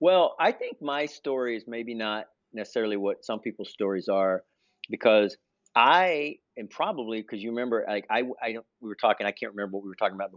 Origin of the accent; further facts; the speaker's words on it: the South, United States; so the one bomb that it still sticks with me to this day is being a Southerner.